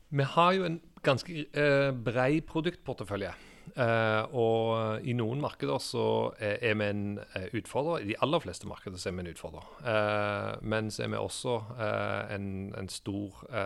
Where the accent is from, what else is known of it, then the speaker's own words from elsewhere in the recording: Stavanger, Rogaland, Norway; moved away as an adult; also born or lived in England; jeg er en gutt fra Stavanger som eh, har vokst opp eh, i oljebyen.